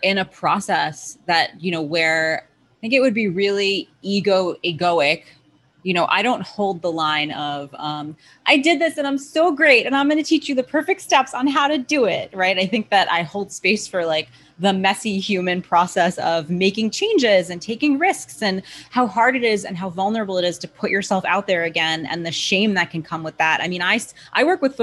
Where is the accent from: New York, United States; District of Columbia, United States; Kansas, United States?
New York, United States; I'm from New York